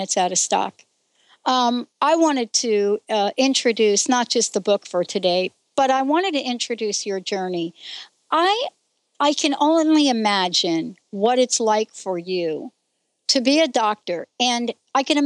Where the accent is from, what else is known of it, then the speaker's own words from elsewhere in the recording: New York City, New York, United States; I'm born in the Bronx